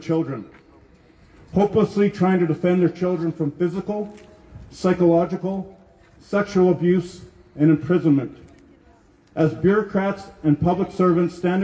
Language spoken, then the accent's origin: English; Peace River, Alberta, Canada; I'm from Peace River, Alberta.